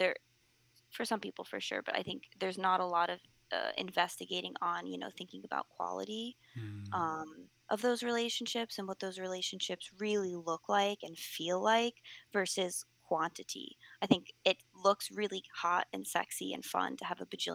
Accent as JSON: {"language": "English", "country": "United States", "said": "I'm speaking as an American, I'm speaking as someone from the West"}